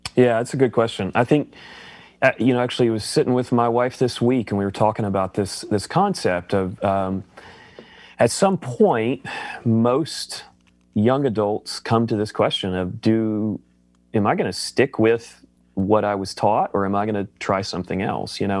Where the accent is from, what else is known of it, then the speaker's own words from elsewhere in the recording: the Bible Belt, United States; I grew up in the Bible Belt